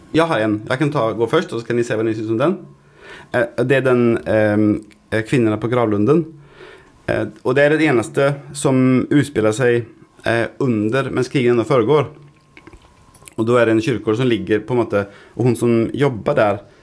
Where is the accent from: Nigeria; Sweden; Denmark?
Sweden; Gothenburg, Västra Götaland; moved away; I Sverige, i Göteborg, der jeg kommer fra